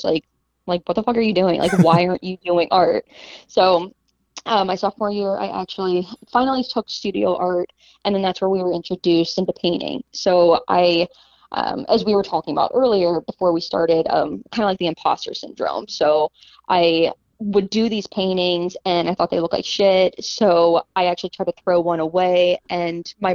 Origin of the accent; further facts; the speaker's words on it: Pittsburgh, Pennsylvania, United States; now in Seattle, United States; I'm originally from Pittsburgh